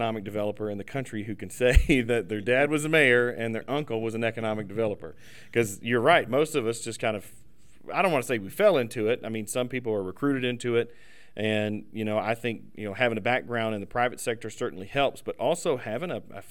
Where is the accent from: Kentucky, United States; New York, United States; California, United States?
Kentucky, United States; I'm from Kentucky